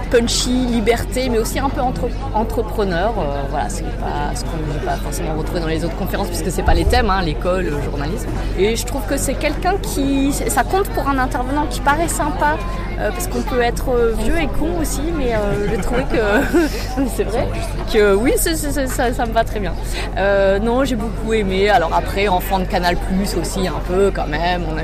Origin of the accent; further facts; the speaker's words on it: Lille, Hauts-de-France, France; Un peu de dépaysement, et donc j'en ai, parce que je viens de Lille.